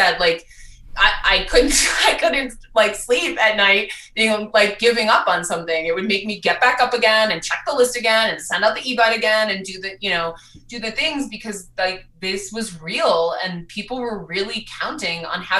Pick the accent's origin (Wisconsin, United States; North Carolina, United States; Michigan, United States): Wisconsin, United States; Milwaukee; moved away as an adult; also born or lived in New York City; now in Denver, United States; I grew up in Milwaukee, Wisconsin